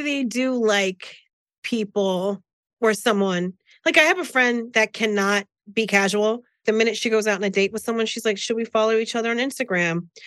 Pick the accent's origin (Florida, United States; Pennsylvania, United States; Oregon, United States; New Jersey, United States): New Jersey, United States; I'm from Jersey